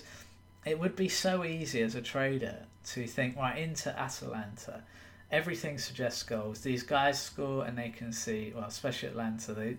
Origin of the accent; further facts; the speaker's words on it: England, United Kingdom; I'm from England